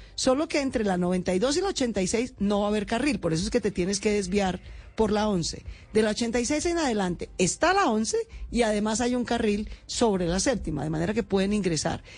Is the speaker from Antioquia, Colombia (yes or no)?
no; Bogotá, Bogotá Capital District, Colombia; los 180 mil bogotanos que vivimos en Chapinero